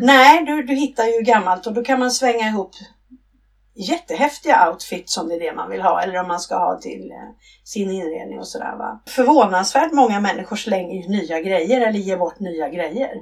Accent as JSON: {"language": "Swedish", "town": "Stockholm", "region": "Stockholm County", "country": "Sweden", "moved": "as an adult", "lives_now": "Blekinge, Sweden", "said": "jag är från Stockholm ursprungligen"}